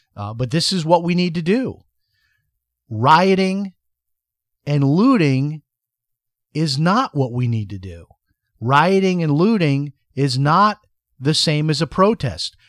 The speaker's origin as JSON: {"language": "English", "town": "Chicago", "region": "Illinois", "country": "United States", "tie": "born or raised there", "said": "growing up in Chicago"}